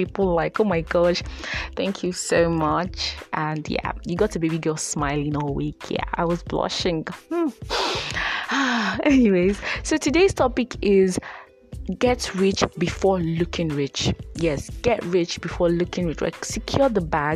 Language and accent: English; Nigeria; growing up in Nigeria and as a Nigerian girl growing up